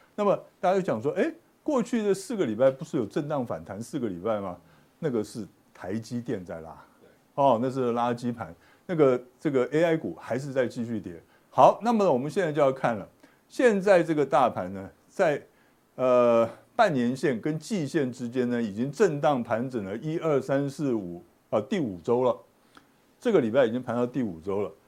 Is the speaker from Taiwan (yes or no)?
yes; Taiwan; 这是我们台湾人最会的